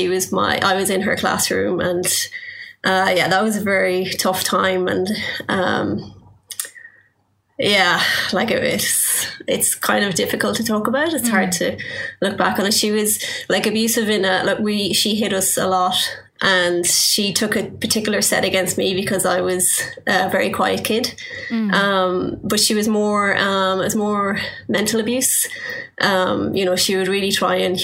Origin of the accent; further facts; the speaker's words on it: Belmullet, Connacht, Ireland; moved away; I grew up in Ireland in a small town called Belmullet. It's on the west coast.